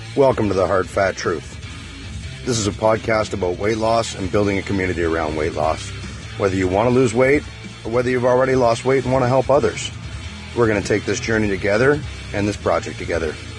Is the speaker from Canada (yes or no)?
yes; Canada; We're Canadian.